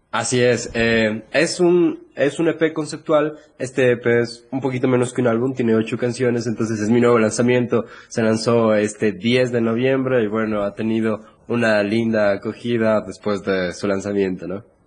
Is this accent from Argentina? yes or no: no; Ecuador; aquí en mi país